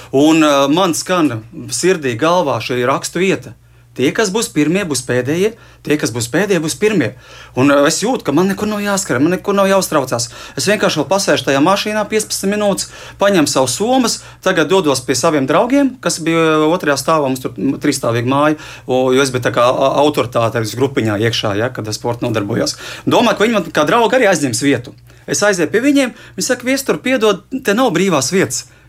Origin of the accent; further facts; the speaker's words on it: Liepāja, Latvia; es arī esmu no Liepājas.